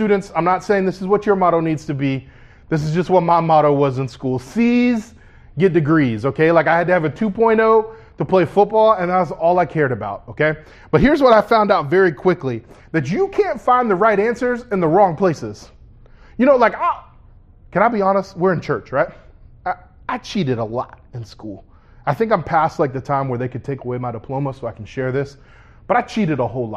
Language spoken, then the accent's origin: English; Orlando, Florida, United States; I was born right here in Orlando, Florida, at Orlando Regional Medical Center.